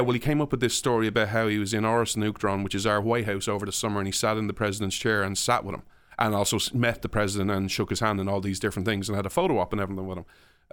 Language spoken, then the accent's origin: English; Ireland; So like, you talk about what it was like growing up in Ireland. So I hate Ireland for many reasons, but I didn't enjoy my childhood.